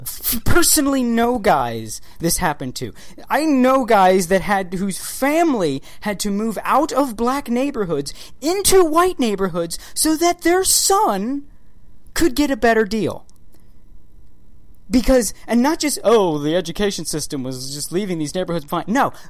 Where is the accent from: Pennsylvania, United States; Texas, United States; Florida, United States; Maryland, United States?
Maryland, United States; Baltimore; growing up in Baltimore, living in Maryland.